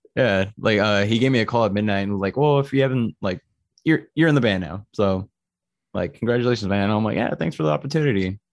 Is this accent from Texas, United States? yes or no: yes; Austin, Texas, United States; also born or lived in San Antonio; I'm originally from San Antonio, but I grew up more in Austin. So I'm basically an Austinite